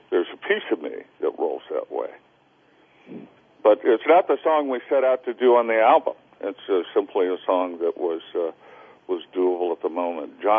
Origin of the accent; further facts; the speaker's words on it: Salinas, California, United States; born there; Salinas is in California. So it's a it's a common mistake.